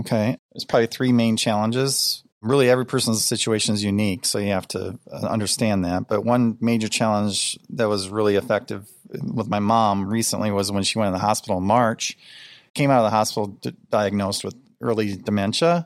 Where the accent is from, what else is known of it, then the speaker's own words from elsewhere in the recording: Rochester, Minnesota, United States; now in Iowa, United States; where I grew up was in Rochester, Minnesota